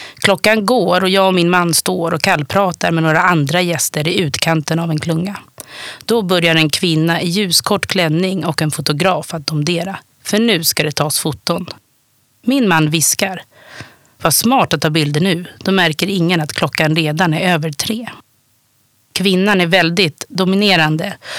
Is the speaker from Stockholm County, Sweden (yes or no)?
yes; Stockholm, Stockholm County, Sweden; jag är uppvuxen på Södermalm i Stockholm